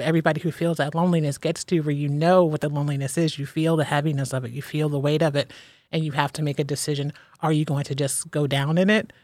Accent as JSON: {"language": "English", "region": "Ohio", "country": "United States", "tie": "born or raised there", "moved": "as an adult", "lives_now": "Philadelphia, United States", "said": "born and raised in Ohio, and I moved to Philadelphia by myself eight years ago"}